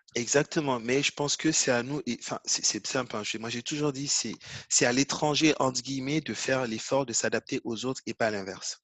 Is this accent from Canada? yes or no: no; Côte d’Ivoire; J'ai grandi en Côte d'Ivoire